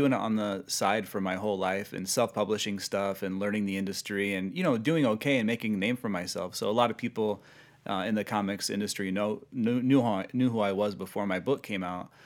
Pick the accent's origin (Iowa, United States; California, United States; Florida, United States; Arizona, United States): Iowa, United States; Sioux City; moved away as an adult; also born or lived in Portland, Oregon; now in Los Angeles, United States; born and raised in Sioux City.